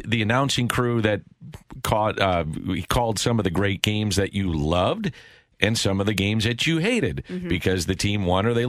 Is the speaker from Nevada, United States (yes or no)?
no; St. Louis, Missouri, United States; This is my hometown team